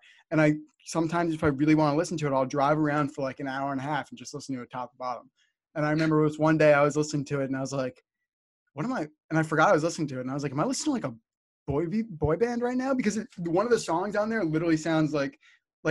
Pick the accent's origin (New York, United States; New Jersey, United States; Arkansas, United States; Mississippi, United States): New Jersey, United States; stereotypical Jersey